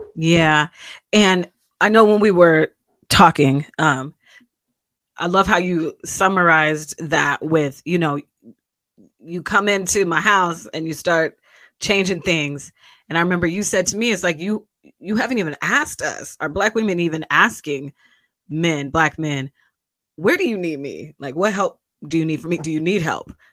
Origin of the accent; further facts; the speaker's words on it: Kent, Washington, United States; I'm from Kent, Washington, Seattle, especially when I was in Howard because y'all didn't know what Kent was. But I'm a, I'm I'm a suburban kid